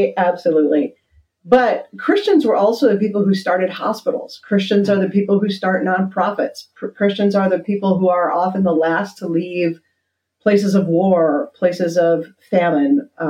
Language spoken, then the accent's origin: English; Netherlands; What I try to do with my students is show them the faith that I learned growing up in Holland, which is a faith that is deep and nuanced and not afraid to ask the hard questions.